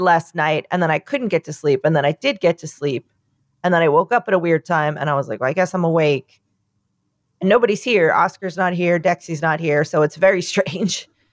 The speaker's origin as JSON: {"language": "English", "region": "New York", "country": "United States", "said": "I'm from New York"}